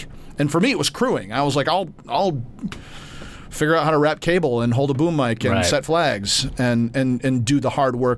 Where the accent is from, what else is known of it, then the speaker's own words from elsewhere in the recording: Grand Rapids, Michigan, United States; moved away; I'm from Grand Rapids, Michigan originally